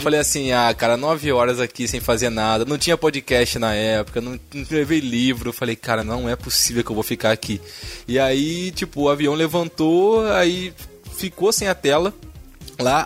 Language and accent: Portuguese; Rio de Janeiro, Brazil; also born or lived in Paracambi; sou do Rio, né, cara? Malandragem carioca